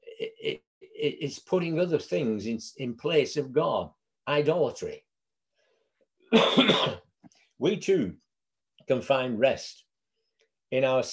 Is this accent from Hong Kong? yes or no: no; Bury, North West England, United Kingdom; I was born here in Bury, not moved far, in the 70 years that I've been alive.